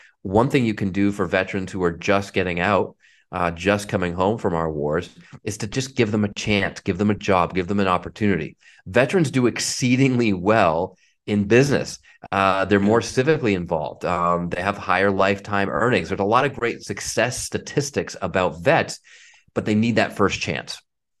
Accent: Marblehead, Massachusetts, United States; The community that I grew up in Marblehead was unbelievably supportive of my parents and of me.

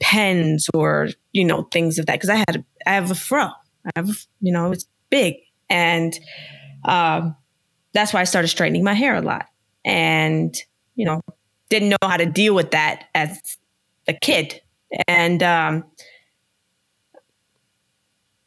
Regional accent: West Virginia, United States; I grew up in West Virginia

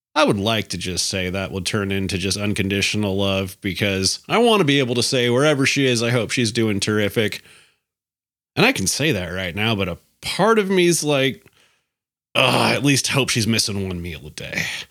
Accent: Alaska, United States; moved away; I'm from Alaska.

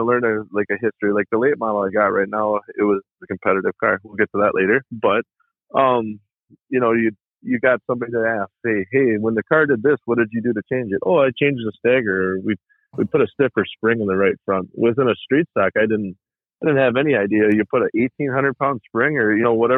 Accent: Ladysmith, Wisconsin, United States; now in Somerset, United States; I grew up in Ladysmith

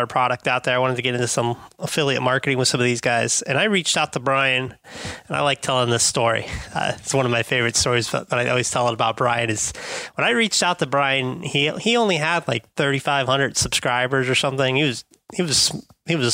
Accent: Palm Beach, Florida, United States; I'm a Florida, South Florida, Palm Beach

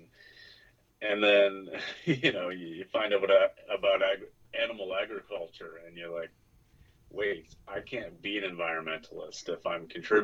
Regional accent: Nova Scotia, Canada; I grew up here in Nova Scotia

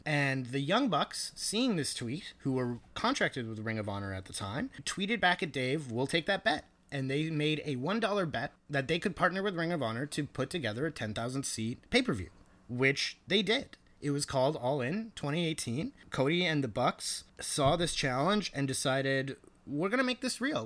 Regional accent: Canada; as a Canadian

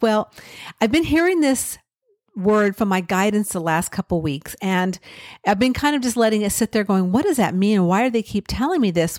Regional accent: California, United States; I grew up in California

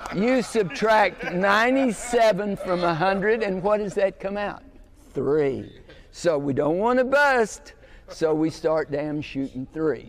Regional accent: United States; I grew up in Texas, Oklahoma

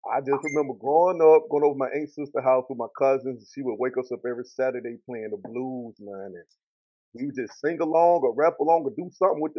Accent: Columbus, Mississippi, United States; Mississippi, man, it's dope. I mean, country way of life, man. Everything was simple, a little bit slower than the rest of the country, but that's how we was brought up.

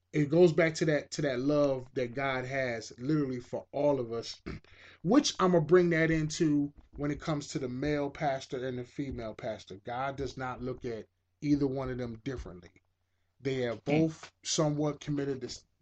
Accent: United States; I'm American

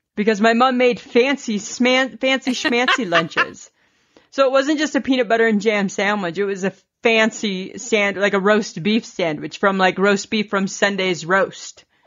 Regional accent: Ontario, Canada; I'm from Ontario

